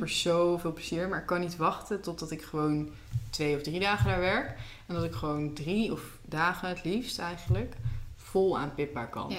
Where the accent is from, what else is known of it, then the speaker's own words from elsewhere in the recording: Netherlands; wij hebben veel keus als Nederlanders